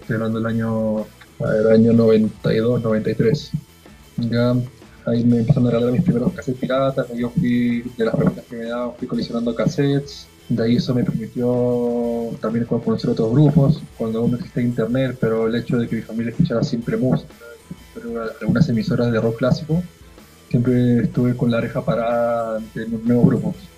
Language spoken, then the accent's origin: Spanish; Lima, Peru; now in Chile; nací en Lima y me vine acá en el 2001 por chamba de mi viejo por trabajo, así que nos vimos con familia y nos quedamos.